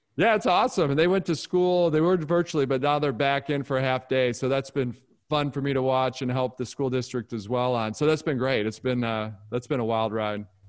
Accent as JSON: {"language": "English", "town": "Detroit", "region": "Michigan", "country": "United States", "tie": "born or raised there", "said": "I grew up in Detroit"}